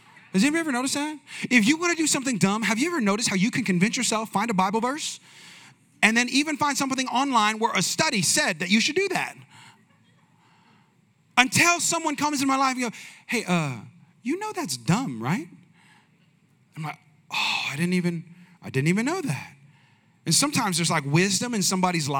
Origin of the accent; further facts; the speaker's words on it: Bay Area, California, United States; I'm from the Bay Area